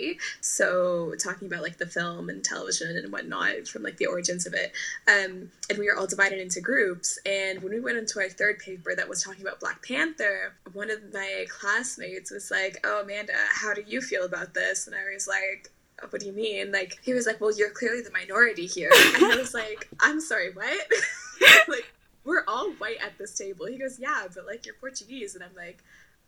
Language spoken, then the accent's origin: English; Canada; I'm born and raised in Canada